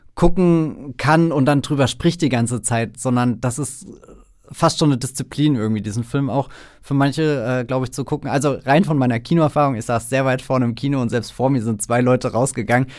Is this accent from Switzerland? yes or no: no; Germany